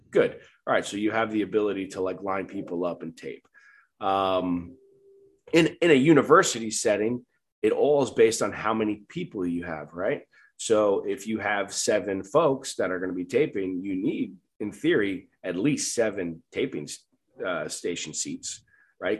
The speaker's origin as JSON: {"language": "English", "area": "Long Island", "region": "New York", "country": "United States", "moved": "yes", "said": "I'm from Long Island, New York"}